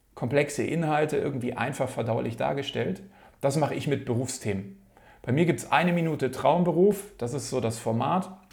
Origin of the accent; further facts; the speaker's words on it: Munich, Bavaria, Germany; komme hier aus München